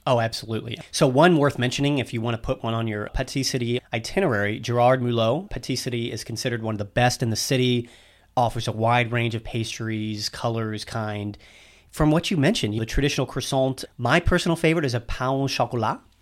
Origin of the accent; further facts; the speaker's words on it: United States; as an American